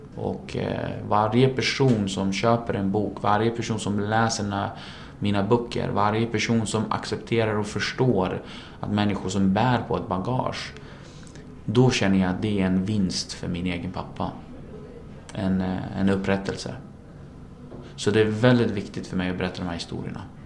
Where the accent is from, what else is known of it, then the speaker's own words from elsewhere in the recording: Sweden; also born or lived in Iraq; Sverige är mitt hemland